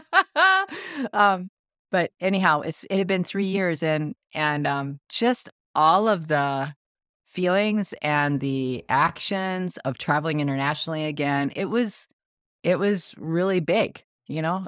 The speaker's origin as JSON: {"language": "English", "country": "United States", "said": "I'm the American"}